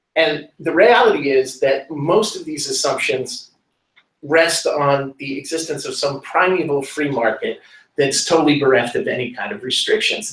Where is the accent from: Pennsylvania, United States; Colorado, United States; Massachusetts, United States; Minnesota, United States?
Massachusetts, United States; Lynn; I grew up in Lynn, Massachusetts, right next door to Salem, Massachusetts